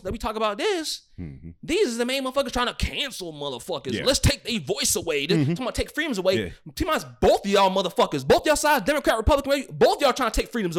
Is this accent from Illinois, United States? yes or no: yes; Romeoville, Illinois, United States; also born or lived in Georgia; I've been in Romeoville pretty much all my life. I was born in Georgia, but grew up in Romeoville. When I came, most of my block was white.